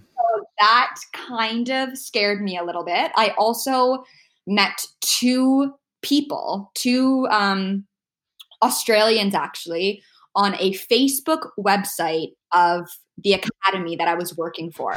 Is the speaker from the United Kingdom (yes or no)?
no; Ontario, Canada; moved away as an adult; also born or lived in Abu Dhabi; now in Vancouver, Canada; we are both from Ontario